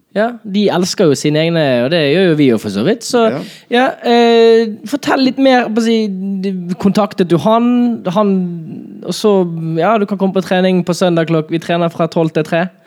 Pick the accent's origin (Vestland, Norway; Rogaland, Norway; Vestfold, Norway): Vestland, Norway; Bergen; min hjemby, Bergen